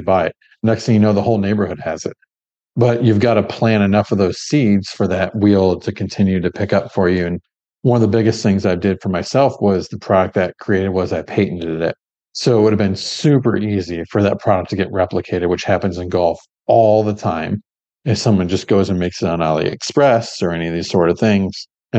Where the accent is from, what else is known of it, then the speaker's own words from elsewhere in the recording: Midwest, Michigan–Ohio border area, United States; also born or lived in Gold Coast, Australia; now in Melbourne, Australia; we grew up in a place to where, my family, we're from the Midwest, Michigan. Ohio border area